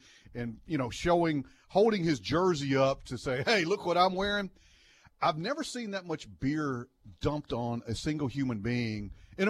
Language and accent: English; Monroe, Louisiana, United States; I'm from Monroe, Louisiana, never been to New York before, never really been outside. Jackson, Mississippi was a big deal for me.